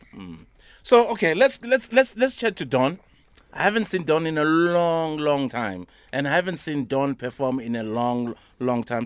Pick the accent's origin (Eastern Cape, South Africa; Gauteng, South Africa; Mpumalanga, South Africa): Gauteng, South Africa; Soweto; I'm from Piemville